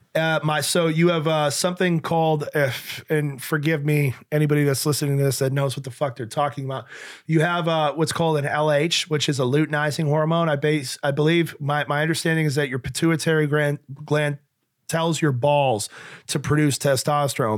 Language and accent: English; Western New York, United States; also born or lived in Nashua, New Hampshire; Western New York